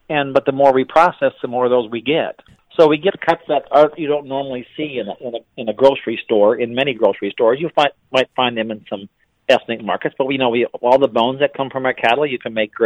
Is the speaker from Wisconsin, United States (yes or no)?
yes; Wisconsin, United States; moved away; I grew up in Wisconsin, and so we have a plant up there, too